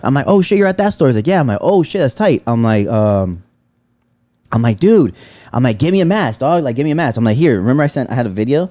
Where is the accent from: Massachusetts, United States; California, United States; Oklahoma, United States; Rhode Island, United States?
California, United States; Los Angeles; I grew up in Pacoima